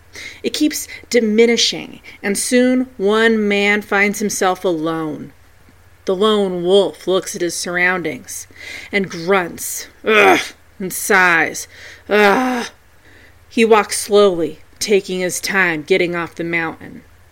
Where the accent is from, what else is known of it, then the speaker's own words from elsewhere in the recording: Colorado, United States; my home state of the beautiful Colorado.